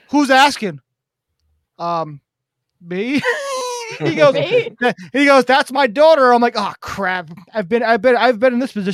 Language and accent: English; Rhode Island, United States; So we're from Rhode Island.